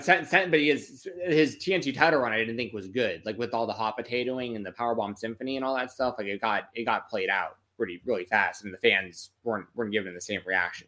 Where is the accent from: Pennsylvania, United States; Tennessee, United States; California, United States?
Tennessee, United States; Nashville; because we're both from Nashville.